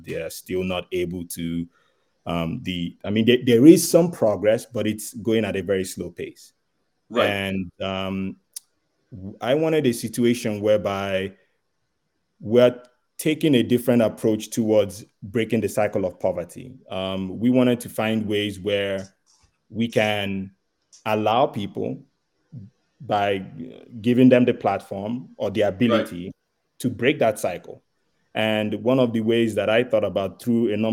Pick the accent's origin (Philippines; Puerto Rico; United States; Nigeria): Nigeria; also born or lived in Igbo tribe; now in Canada; I am originally from Nigeria, and I have a charity registered here in Canada